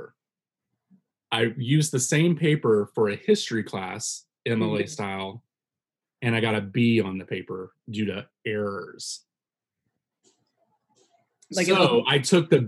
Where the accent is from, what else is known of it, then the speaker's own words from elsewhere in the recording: Virginia, United States; I'm from Virginia